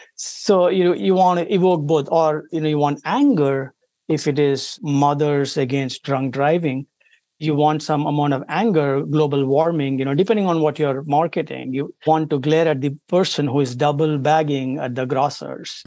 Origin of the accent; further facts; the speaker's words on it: India; moved away as an adult; now in United States; I come from India originally